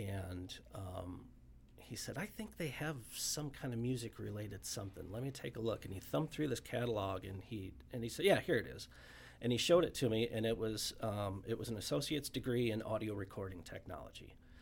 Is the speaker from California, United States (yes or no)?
no; Omaha, Nebraska, United States; born and raised in Omaha